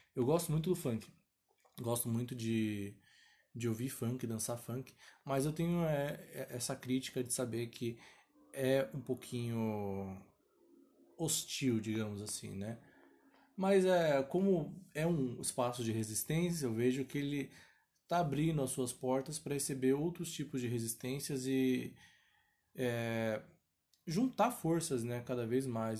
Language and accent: Portuguese; São Paulo, Brazil; eu sou de São Paulo, capital